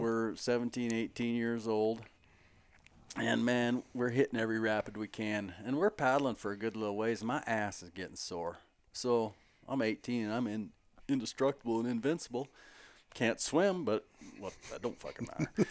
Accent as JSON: {"language": "English", "town": "Billings", "region": "Montana", "country": "United States", "tie": "born or raised there", "said": "I grew up in Billings"}